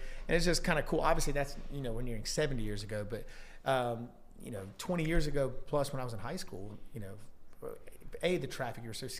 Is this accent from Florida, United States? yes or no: no; North Carolina, United States; So I grew up between either Apex or Fuquay or around that area pretty much my entire life.